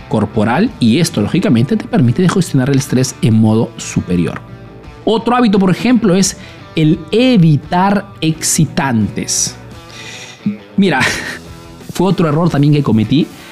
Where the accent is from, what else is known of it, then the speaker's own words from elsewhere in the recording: Peru; now in Italy; soy un emprendedor peruano que vive hace años en Italia, en Europa principalmente